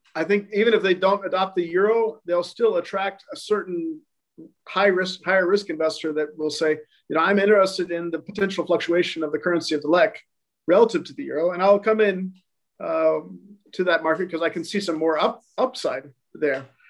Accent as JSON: {"language": "English", "country": "United States", "also_born_or_lived": "Montenegro", "moved": "as an adult", "lives_now": "Albania", "said": "I'm American and uh, I intend to stay American"}